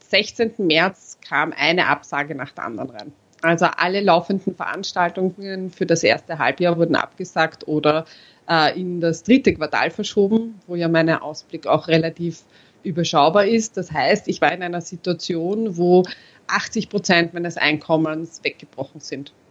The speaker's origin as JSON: {"language": "German", "country": "Austria", "tie": "born there", "said": "habe als äh, geborener Österreicher den Unterschied zwischen Aktien und Anleihen nicht gekannt"}